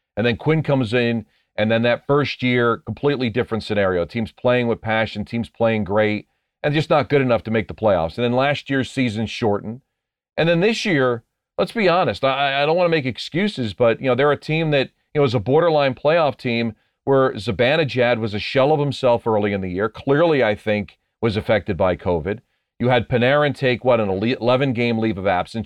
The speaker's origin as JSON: {"language": "English", "region": "New Jersey", "country": "United States", "tie": "born or raised there", "said": "I grew up in New Jersey. I still live in New Jersey"}